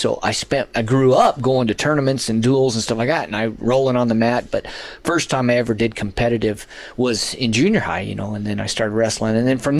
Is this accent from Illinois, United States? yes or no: no; Las Cruces, New Mexico, United States; Las Cruces.